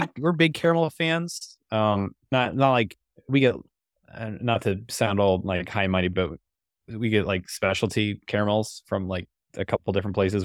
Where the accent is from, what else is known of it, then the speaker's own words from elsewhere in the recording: San Diego, California, United States; I was born out here